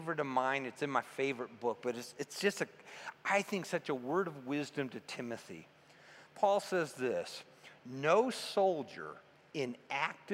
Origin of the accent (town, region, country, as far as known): United States